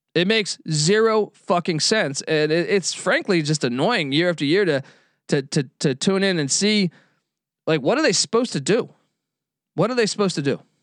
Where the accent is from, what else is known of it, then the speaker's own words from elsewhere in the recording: East Coast, United States; as a kid growing up on the East Coast